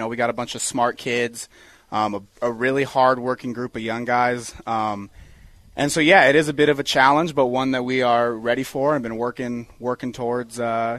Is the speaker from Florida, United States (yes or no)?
no; Aurora, Colorado, United States; I grew up in Aurora. I went to Eagle Crest High School.